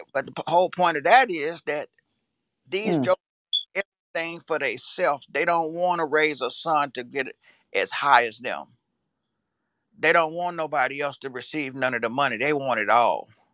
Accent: Louisiana, United States; I'm from Louisiana

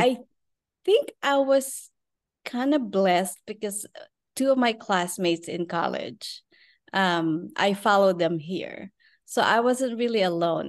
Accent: Philippines; moved away as an adult; now in Texas, United States; I was born and raised in the Philippines. We live in Texas now.

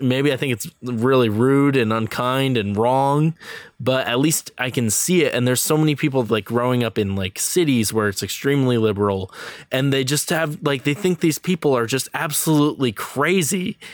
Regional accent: New York, United States; I'm from New York

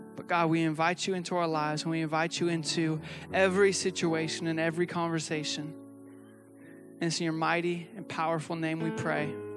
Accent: the Northwest, Pacific Northwest, United States; I come from the Northwest where we actually, like, eat legalistic people for dinner.

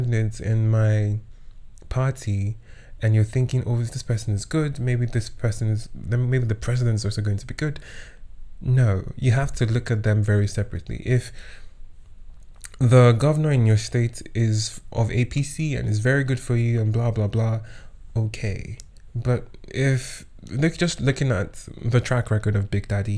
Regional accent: Kwara, Nigeria; I was born and raised in Kwara State

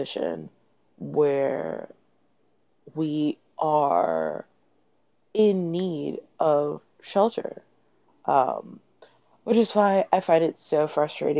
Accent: Toronto, Ontario, Canada; now in New York City, United States; I grew up in Toronto.

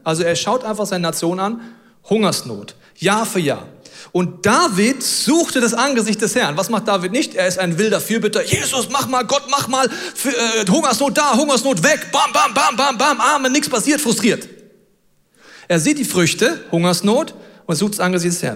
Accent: Germany; wir sind Deutsche.

